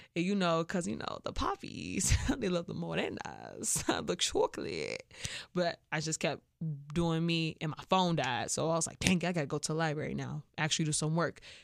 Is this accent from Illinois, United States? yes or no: yes; Chicago, Illinois, United States; I'm from Chicago